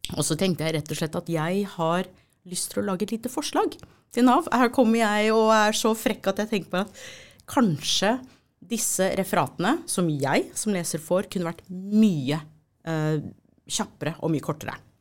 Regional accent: United States; now in Norway; Nå er jeg amerikaner ikke sant, opprinnelig

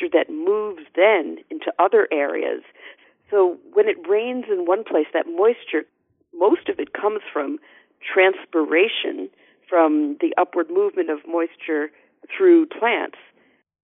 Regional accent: Northeast, United States; I'm from the Northeast

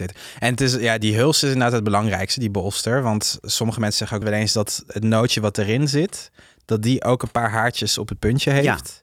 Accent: southern France, France; Dutch is a second language; now in Netherlands; die streek waar ik ben opgegroeid in Frankrijk

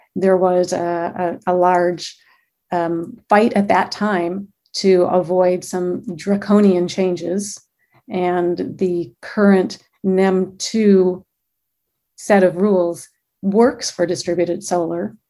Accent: Michigan, United States; now in Glendale, United States; I'm born and raised in Michigan

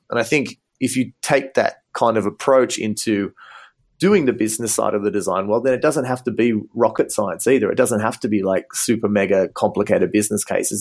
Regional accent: Australia; moved away as an adult; also born or lived in Ghana; now in Munich, Germany; as you can probably hear from my accent, um, I'm originally from Australia, and I studied optometry in Sydney

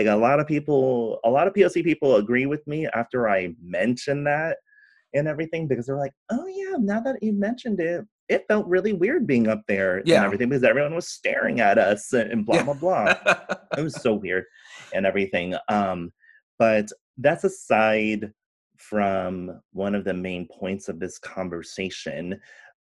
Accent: California, United States; also born or lived in San Francisco; growing up in California

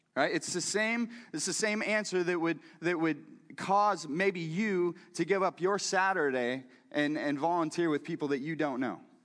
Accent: Missouri, United States; I'm from Missouri too

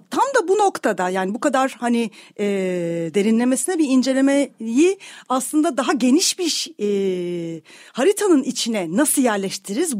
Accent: Istanbul, Turkey; also born or lived in Kartal, Istanbul; Kadıköylüyüm. E, şu anda da modada yaşıyorum.

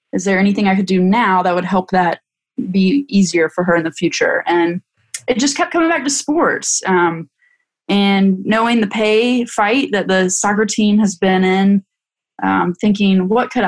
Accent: North Carolina, United States; Growing up in North Carolina

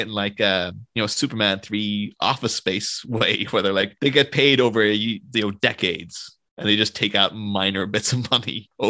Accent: Ireland; being Irish

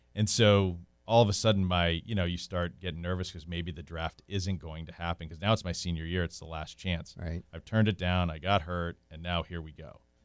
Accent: Cape Cod, Massachusetts, United States; moved away as an adult; now in Winter Park, United States; grew up on Cape Cod, in Massachusetts

